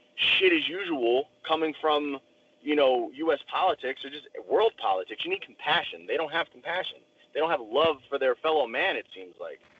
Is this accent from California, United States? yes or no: no; outside New York City, United States; now in Indiana, United States; I grew up outside New York City